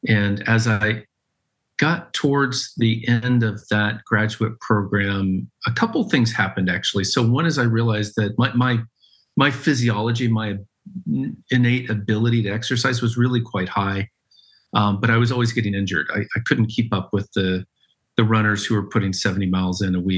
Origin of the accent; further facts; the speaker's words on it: just outside of Knoxville, Tennessee, United States; I grew up in Tennessee in a town just outside of Knoxville.